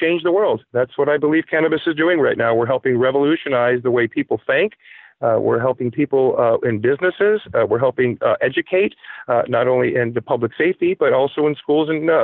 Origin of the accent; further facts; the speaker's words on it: Palm Beach, Florida, United States; moved away as an adult; now in New Hampshire, United States; I was born and raised in Palm Beach, Florida. I spent the better part of 30 years in South Florida, and I moved to New Hampshire